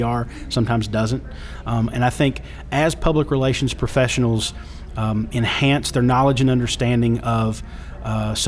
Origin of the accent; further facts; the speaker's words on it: Pikeville, Kentucky, United States; I'm from Pikeville, Kentucky now. That's in the hills